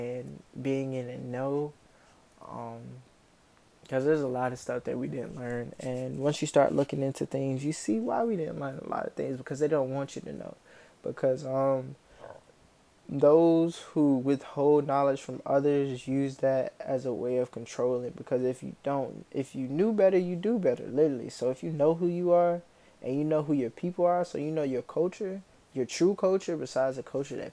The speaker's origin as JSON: {"language": "English", "area": "Camden County", "region": "North Carolina", "country": "United States", "tie": "born or raised there", "also_born_or_lived": "Florence, South Carolina", "said": "I grew up in Camden County, North Carolina, which is like northeastern North Carolina."}